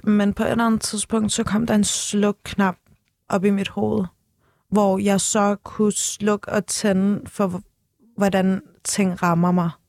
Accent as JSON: {"language": "Danish", "country": "Turkey", "said": "Men igen, jeg er tyrker, jeg er ung."}